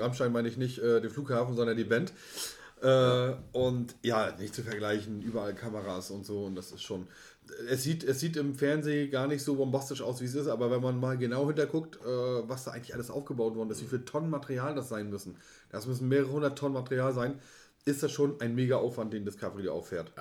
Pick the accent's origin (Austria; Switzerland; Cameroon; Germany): Germany; wir als Deutsche